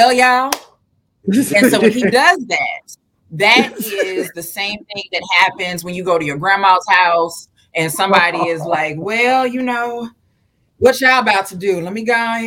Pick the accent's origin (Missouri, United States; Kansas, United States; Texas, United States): Missouri, United States; St. Louis; There are certain words that we don't pronounce correctly because we're from St. Louis